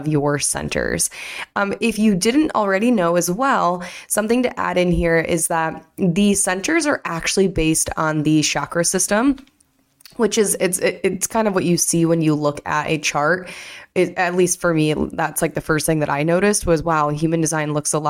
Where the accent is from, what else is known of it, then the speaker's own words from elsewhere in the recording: Michigan, United States; I'm from Michigan